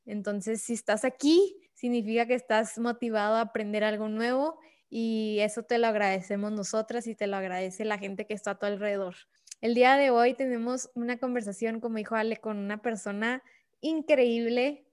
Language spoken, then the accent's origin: Spanish; Ciudad Juárez, Chihuahua, Mexico; nunca voy a regresar a Juárez